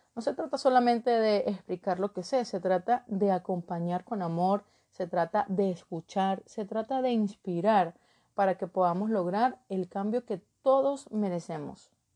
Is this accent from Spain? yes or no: no; Trujillo, Venezuela; moved away as an adult; also born or lived in Caracas, Venezuela; now in Ecuador; soy de Trujillo